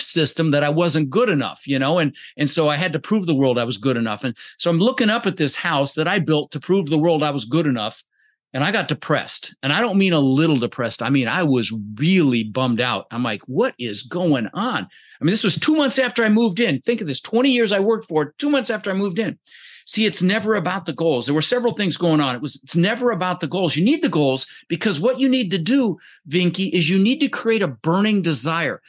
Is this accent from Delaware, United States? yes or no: no; Denver, Colorado, United States; English is a second language; also born or lived in Netherlands; we ended up in Denver, Colorado, where I lived for about thirty years